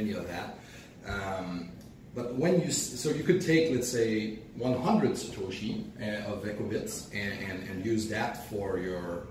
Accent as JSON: {"language": "English", "country": "Canada", "said": "I'm Canadian"}